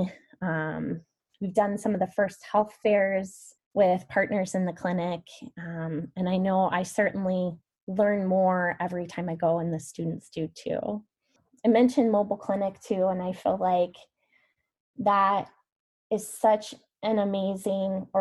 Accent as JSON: {"language": "English", "town": "Van Meter", "region": "Iowa", "country": "United States", "tie": "born or raised there", "said": "growing up in Van Meter"}